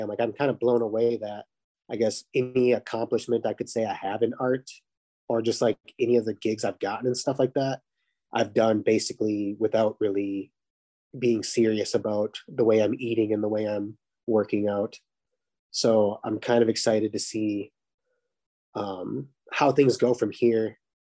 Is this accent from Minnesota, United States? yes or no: yes; Minnesota, United States; now in Fargo, United States; I'm from Minnesota